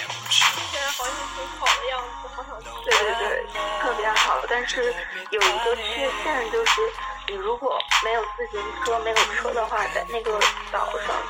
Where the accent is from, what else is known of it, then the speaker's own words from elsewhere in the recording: Dalian, Liaoning, China; now in Canada; 哦，我我是大连人，